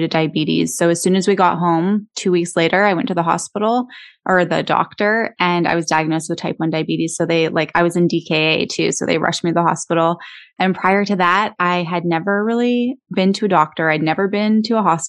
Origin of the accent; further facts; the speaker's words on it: Canada; moved away as an adult; also born or lived in Los Angeles, United States; I grew up in Canada. And I moved to the United States when I was 24